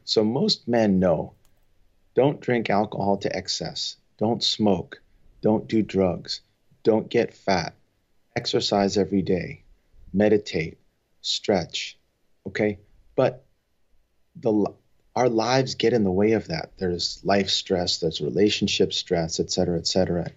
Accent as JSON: {"language": "English", "area": "Long Island", "region": "New York", "country": "United States", "tie": "born or raised there", "also_born_or_lived": "Providence, Rhode Island / Nashville, Tennessee / Los Angeles, California", "moved": "as an adult", "lives_now": "San Francisco Bay Area, United States", "said": "I grew up on Long Island"}